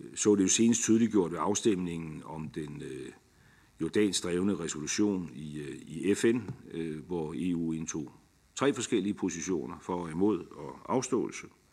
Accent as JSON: {"language": "Danish", "country": "Denmark", "said": "som dansker"}